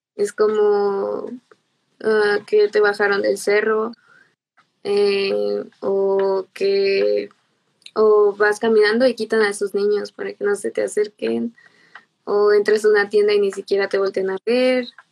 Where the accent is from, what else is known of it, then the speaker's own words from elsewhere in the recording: Irapuato, Guanajuato, Mexico; yo soy de Irapuato, Guanajuato, eh, pues aquí nací